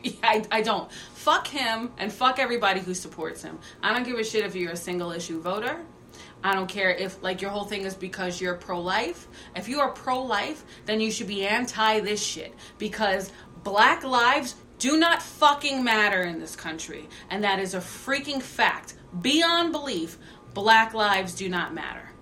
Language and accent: English; New York City, New York, United States; I grew up on Staten Island in the 80s and the 90s.